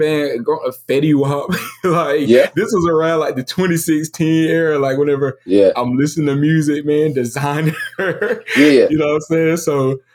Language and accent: English; Enterprise, Alabama, United States; I'm from Enterprise, Alabama. It's not like a small rinky-dink city, but it's not, you know what I'm saying, nothing big. You know, it's like about 30,000 people in there.